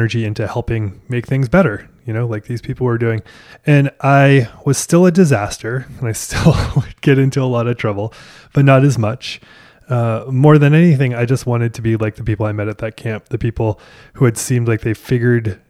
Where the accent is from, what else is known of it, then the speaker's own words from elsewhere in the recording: Maine, United States; now in Nashville, United States; I grew up in Maine